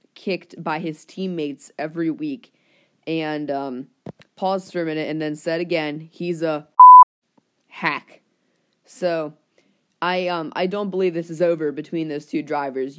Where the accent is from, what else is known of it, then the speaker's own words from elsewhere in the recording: Pittsburgh, Pennsylvania, United States; my hometown team, my favorite team since I was like a little kid, the Pittsburgh Penguins.